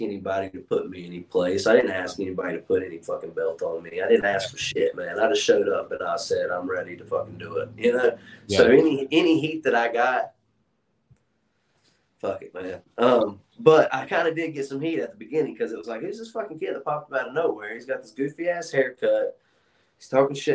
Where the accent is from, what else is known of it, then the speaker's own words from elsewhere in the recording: Charlotte, North Carolina, United States; I'm from Charlotte